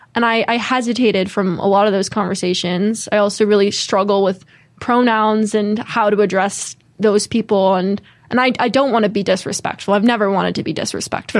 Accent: Connecticut, United States; I grew up in Connecticut

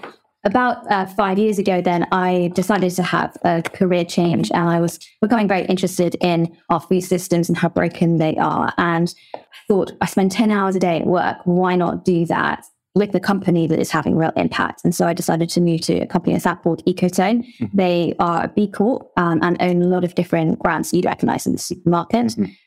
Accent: South West England, United Kingdom; So I grew up in Somerset. My family actually moved there when I was 9 years old and decided to start running a bed and breakfast, which was very much a family-run business.

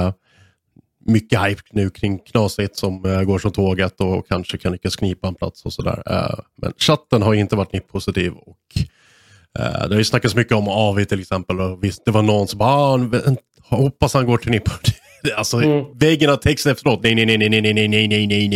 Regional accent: Sweden; som svensk

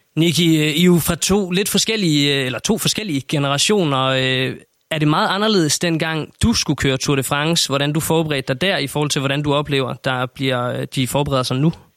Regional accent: Denmark

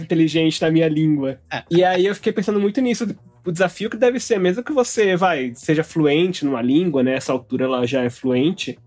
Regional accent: Brazil; Brasileiros achamos que não somos latino-americanos.

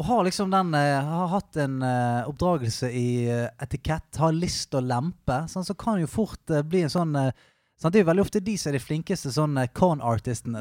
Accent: Bergen, Vestland, Norway; Jeg kommer fra et sted som heter Salhus, litt utenfor Bergen

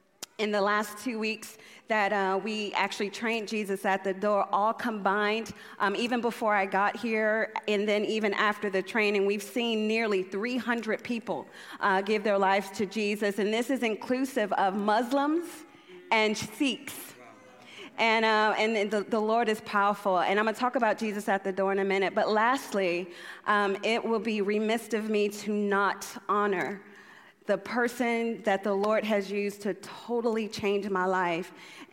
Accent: United States; Do y'all know that I'm from America?

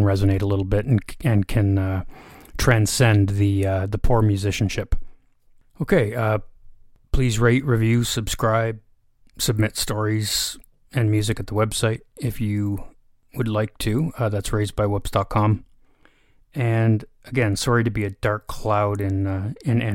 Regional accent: Canada; I'm a Canadian

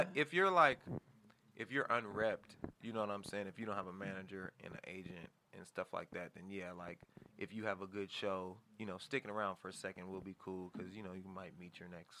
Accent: Los Angeles, California, United States; Crossroads School of Performing Arts, baby. I'm local, man.

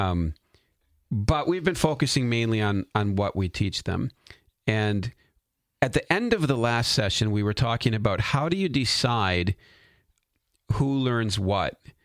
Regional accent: United States; As a citizen of the United States of America

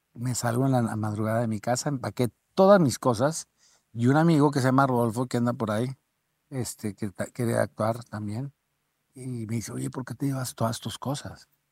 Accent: Torreón, Coahuila, Mexico; moved away; also born or lived in Mexico City; yo soy

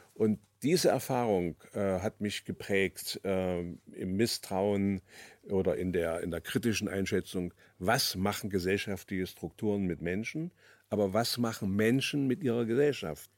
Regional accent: Germany; 1943, dann mit zwei Jahren in die DDR gekommen, dort aufgewachsen

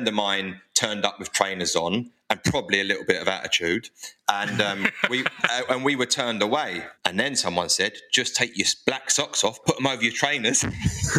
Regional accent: London, United Kingdom; I grew up in Southeast London in the 90s

